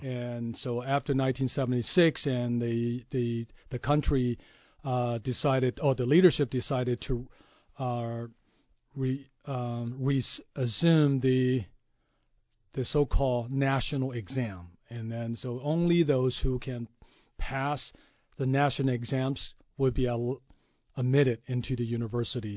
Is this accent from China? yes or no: yes; China; moved away as an adult; also born or lived in Kansas, United States; now in United States; grew up in China um, and basically spent 29 years of my life